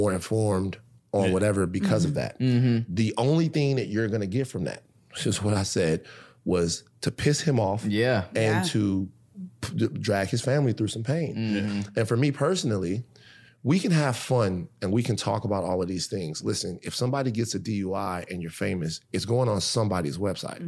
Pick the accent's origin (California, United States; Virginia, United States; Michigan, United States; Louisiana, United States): Louisiana, United States; Baton Rouge; growing up in Baton Rouge